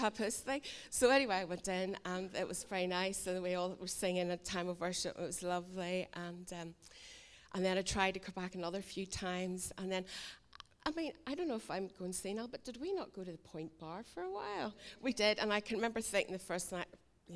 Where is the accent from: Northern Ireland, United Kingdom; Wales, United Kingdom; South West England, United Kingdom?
Northern Ireland, United Kingdom; Islandmagee; also born or lived in Lisburn; now in Islandmagee, United Kingdom; I'm originally from Isla Magee